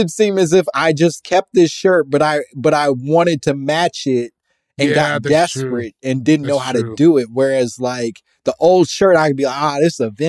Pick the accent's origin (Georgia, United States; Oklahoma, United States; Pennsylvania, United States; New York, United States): Oklahoma, United States; also born or lived in Louisiana; So a little backstory. I'm from Oklahoma by way of Louisiana.